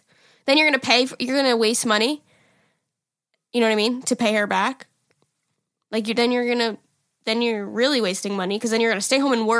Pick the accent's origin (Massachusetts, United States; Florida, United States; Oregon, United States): Massachusetts, United States; I'm from Massachusetts.